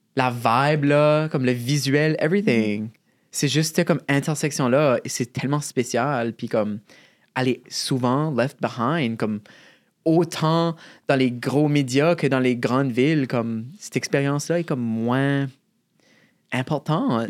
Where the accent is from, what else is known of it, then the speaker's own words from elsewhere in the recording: Shediac, New Brunswick, Canada; accent: Chiac; also born or lived in Moncton; chez nous, à Chédiac, il y avait une région un peu plus rough dans la ville